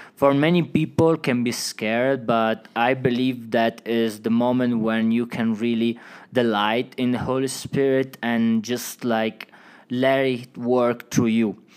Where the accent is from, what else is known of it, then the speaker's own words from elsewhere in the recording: Italy; English is a second language; moved away as an adult; also born or lived in Switzerland; now in Woodland Park, United States; from Italy